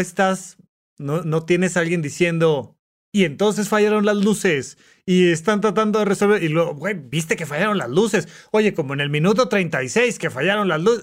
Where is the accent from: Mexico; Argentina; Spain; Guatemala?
Mexico; como mexicanos